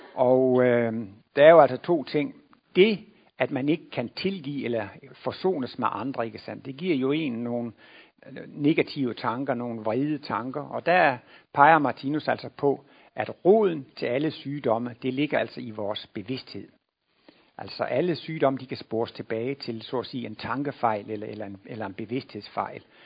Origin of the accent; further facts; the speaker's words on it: Denmark; moved away; jeg kommer jo derovre fra Jylland, hvor man ikke går til læge, bare fordi man har lidt ondt i maven